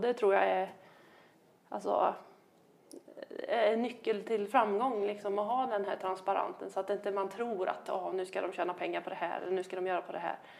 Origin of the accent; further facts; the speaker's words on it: Värmland, Sweden; där jag kommer ifrån då, eller jag som, som Värmland